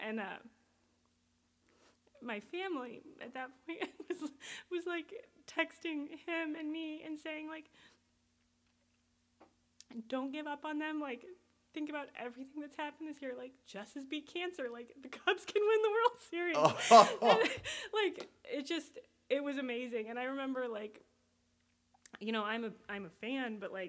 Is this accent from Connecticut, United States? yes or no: no; Colorado, United States; moved away as an adult; now in Chicago, United States; I grew up in Colorado